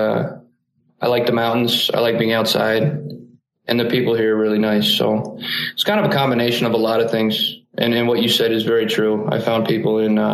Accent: Columbus, Ohio, United States; moved away as an adult; also born or lived in Springfield, Ohio; now in Salt Lake City, United States; I grew up in Columbus, Ohio. That's where I spent the first 23 years of my life.

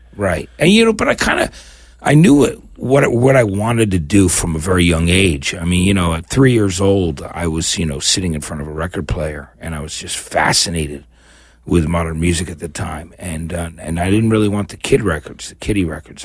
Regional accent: New Brunswick, New Jersey, United States; moved away as an adult; also born or lived in New Orleans / San Francisco; now in Los Angeles, United States; growing up in New Jersey

